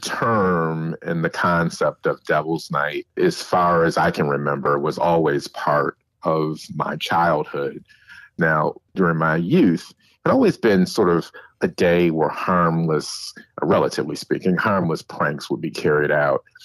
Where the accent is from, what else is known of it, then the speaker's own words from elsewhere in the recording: Detroit, Michigan, United States; I grew up in Detroit during the 70s and 80s